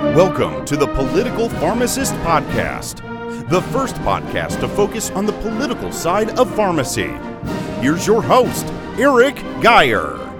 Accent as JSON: {"language": "English", "region": "Ohio", "country": "United States", "tie": "born or raised there", "said": "my home state of Ohio"}